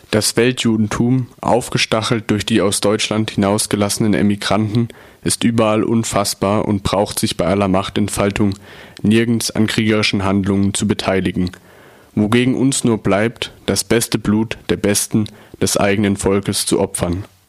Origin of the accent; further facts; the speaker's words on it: Milan, Lombardy, Italy; German is a second language; moved away as an adult; now in Freiburg, Germany; Ich komme auch aus Mailand und äh, da Deutsch nicht meine Muttersprache ist